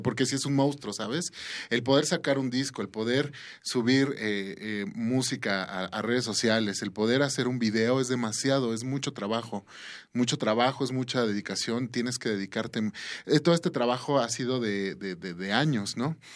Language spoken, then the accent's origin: Spanish; Mexico; nosotros como mexicanos, como latinoamericanos